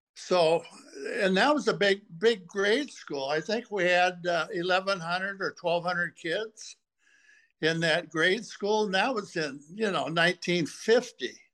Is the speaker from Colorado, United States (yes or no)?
no; Portland, Oregon, United States; now in Minnesota, United States; I uh, grew up in Portland, Oregon. I was born in 43.